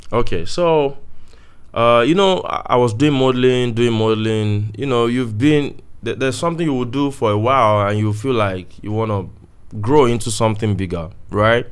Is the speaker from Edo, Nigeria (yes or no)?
no; Oyo, Nigeria; moved away; also born or lived in South Africa; before I left home, I, I was from Oyo